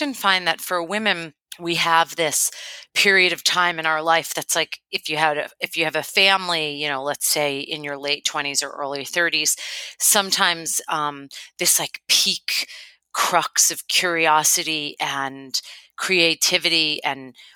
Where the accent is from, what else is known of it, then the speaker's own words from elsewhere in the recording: Boston, Massachusetts, United States; moved away as an adult; now in Oahu, United States; I am originally from Boston, and so I come to Oahu via the East Coast, and I moved here, about 10 years ago now